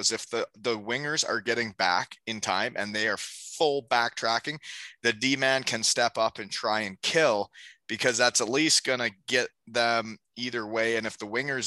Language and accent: English; Ontario, Canada; moved away as an adult; also born or lived in Michigan / Ohio; I grew up in Ontario